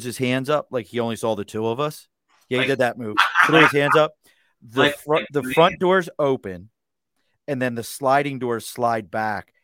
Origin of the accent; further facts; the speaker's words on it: Baltimore, Maryland, United States; moved away; also born or lived in California / Yuma, Arizona; I grew up in Baltimore, bars close at 2 a.m.